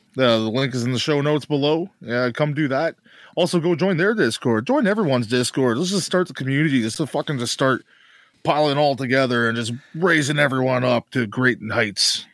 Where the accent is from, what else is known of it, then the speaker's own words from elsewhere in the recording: Canada; I'm Canadian